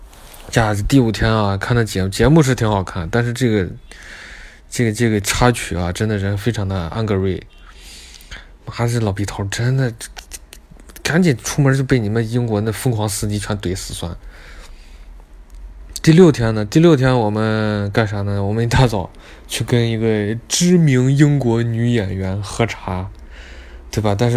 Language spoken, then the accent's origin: Chinese; Beijing, China; 我们三个人，我北京人，还有呃兰州人，我们三个人就就就去商店。